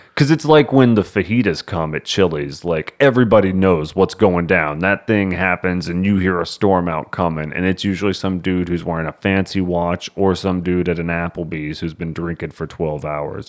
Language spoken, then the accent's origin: English; Texas, United States; we're from Texas